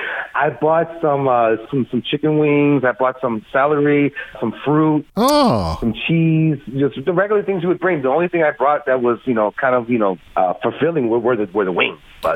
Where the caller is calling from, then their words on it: Springfield, Ohio, United States; I'm calling from Springfield.